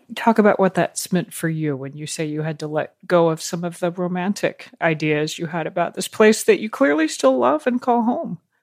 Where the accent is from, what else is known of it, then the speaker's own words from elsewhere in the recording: Georgia, United States; I grew up mostly in Georgia